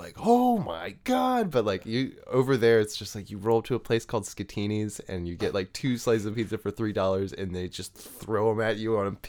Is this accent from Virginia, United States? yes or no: yes; Arlington, Virginia, United States; born there; I was born in Arlington.